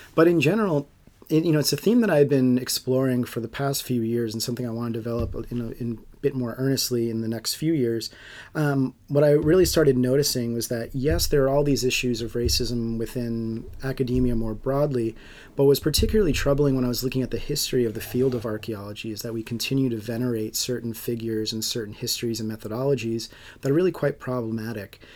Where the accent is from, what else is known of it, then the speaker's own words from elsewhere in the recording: Long Island, New York, United States; I grew up on Long Island